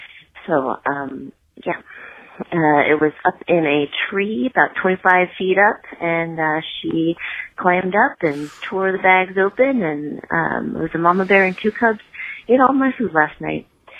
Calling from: United States; Hi, this is … I am calling from the Appalachian Trail.

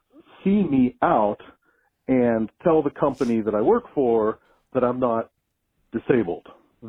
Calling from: Pittsburgh, Pennsylvania, United States; I'm calling in from Pittsburgh, Pennsylvania.

